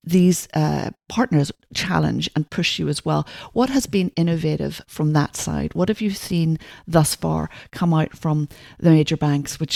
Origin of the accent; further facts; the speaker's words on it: Ireland; I'm Irish